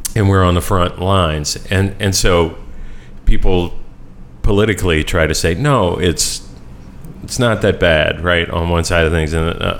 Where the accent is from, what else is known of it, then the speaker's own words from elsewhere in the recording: New Orleans, Louisiana, United States; 30 years of growing up here in New Orleans